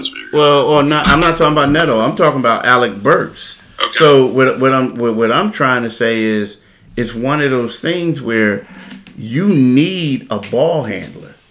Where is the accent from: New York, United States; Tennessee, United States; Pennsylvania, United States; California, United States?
Pennsylvania, United States; Philadelphia; now in South Jersey, United States; I'm a Philadelphian